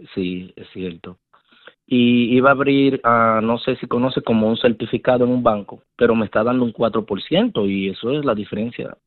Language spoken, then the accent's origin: Spanish; Dominican Republic; now in United States; un apartamento en mi país, República Dominicana